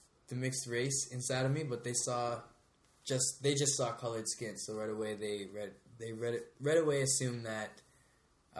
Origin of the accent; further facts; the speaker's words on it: Canada; where we grew up today in Canada